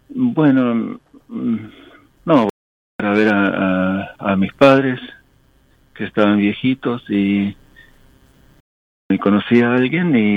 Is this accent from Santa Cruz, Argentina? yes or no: no; Buenos Aires, Argentina; first language English; Spanish is a second language; moved away; also born or lived in Germany; inglés es mi lengua materna. A, a, pesar de que soy porteño, este, mi, idioma es el inglés y, bueno, después viví muchos años en Alemania.